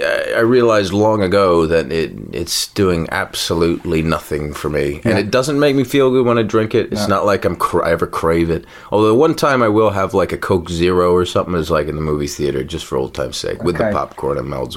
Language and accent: English; Beirut, Beirut Governorate, Lebanon; now in Atlanta, United States; I was born in Beirut. I grew up in an Arab Italian household